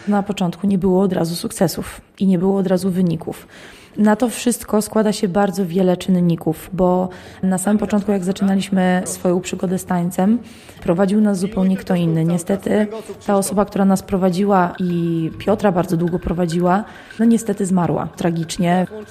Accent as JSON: {"language": "Polish", "town": "Jastków", "region": "Lublin Voivodeship", "country": "Poland", "tie": "born or raised there", "said": "Ja jestem spod Lublina, dokładnie z miejscowości Jastków. Moi rodzice dowodzili mnie do Lublina"}